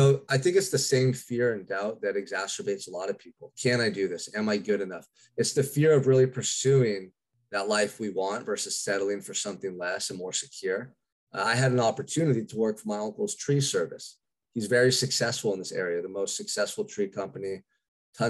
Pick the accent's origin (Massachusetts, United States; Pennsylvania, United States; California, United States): California, United States; Santa Barbara; I'm from Santa Barbara, California, which is a quiet little beach community about 2 hours north of Los Angeles